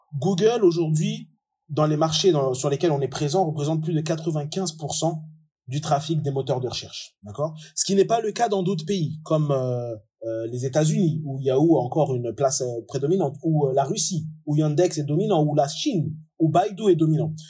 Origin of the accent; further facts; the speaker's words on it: France; moved away as an adult; also born or lived in Comoros; now in Dubai, United Arab Emirates; Je suis français d'origine comorienne. Je suis expatrié depuis maintenant 8 ans à Dubaï